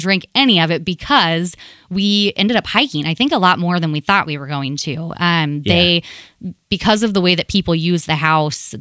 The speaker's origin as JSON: {"language": "English", "region": "Indiana", "country": "United States", "tie": "born or raised there", "moved": "yes", "lives_now": "Ohio, United States", "said": "I'm from Indiana originally"}